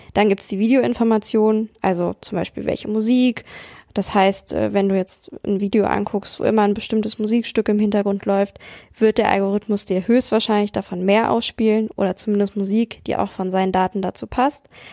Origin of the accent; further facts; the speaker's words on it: Hanover, Lower Saxony, Germany; ich bin in Hannover zur Schule gegangen, in Niedersachsen.